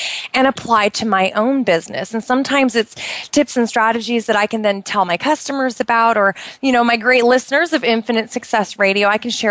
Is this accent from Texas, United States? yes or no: no; Oregon, United States; moved away as an adult; now in Bahrain; it rained a lot in Oregon where I grew up